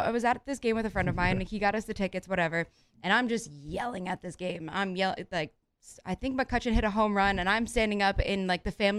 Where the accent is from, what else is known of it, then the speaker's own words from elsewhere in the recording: New York, United States; Well, I'm a New Yorker.